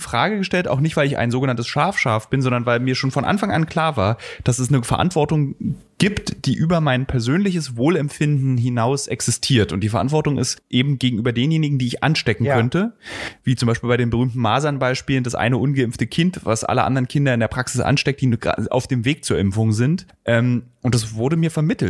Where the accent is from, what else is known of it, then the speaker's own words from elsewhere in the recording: GDR, East Germany, Germany; dass ich vielleicht in der DDR groß geworden